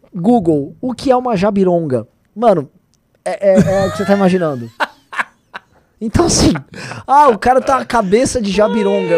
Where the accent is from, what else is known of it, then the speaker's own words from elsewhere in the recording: São Paulo, Brazil; Eu e meu irmão viemos da ZL